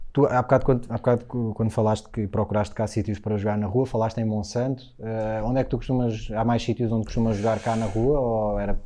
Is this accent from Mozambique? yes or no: no; Linda Velha, Lisbon, Portugal; Havia um playground uh, eh, em Carnaxide, que era onde eu jogava mais quando era miúdo, eu morava em Linda Velha